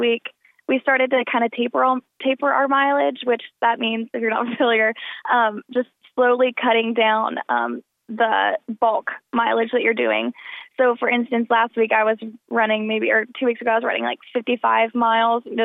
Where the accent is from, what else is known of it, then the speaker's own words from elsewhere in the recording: Parkersburg, West Virginia, United States; moved away as an adult; now in Huntington, United States; I'm from Parkersburg, so I'm only like an hour 45 away